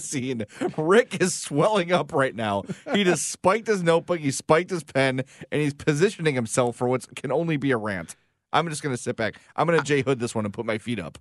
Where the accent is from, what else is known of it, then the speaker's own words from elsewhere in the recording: Chicago, Illinois, United States; we're from Chicago